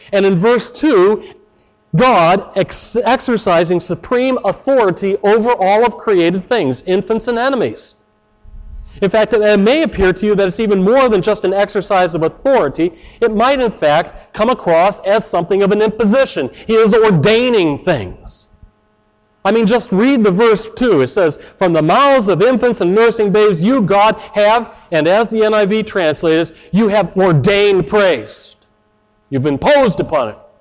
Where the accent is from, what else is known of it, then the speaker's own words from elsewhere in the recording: Chicago, Illinois, United States; moved away as an adult; now in Canada; I come from Chicago, and you got to put words in quickly